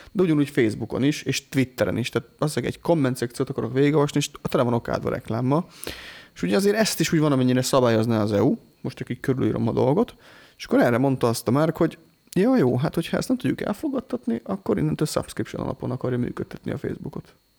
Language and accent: Hungarian; Hungary; büszke vagyok rá, hogy magyar vagyok